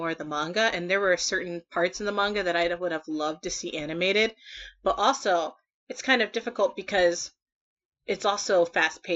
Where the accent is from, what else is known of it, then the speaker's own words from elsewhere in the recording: Ohio, United States; I'm from Ohio